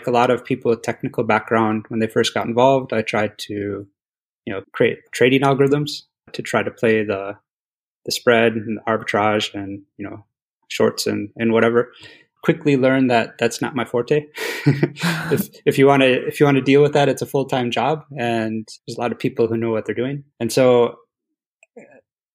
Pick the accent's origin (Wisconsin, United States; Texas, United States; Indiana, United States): Wisconsin, United States; I'm from Wisconsin originally. I was born and raised there in the US